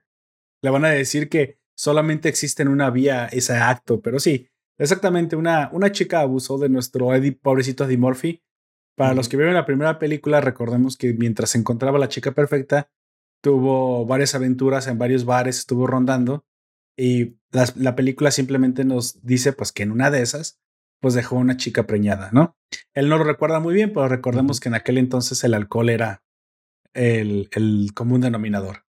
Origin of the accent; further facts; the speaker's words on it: Mexico; en mi pueblo, en mi ranchito, en mi, en mi villa medieval